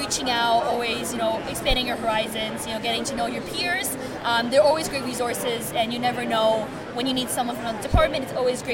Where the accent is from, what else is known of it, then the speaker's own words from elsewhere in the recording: Toronto, Ontario, Canada; now in Kingston, Canada; I'm actually from Toronto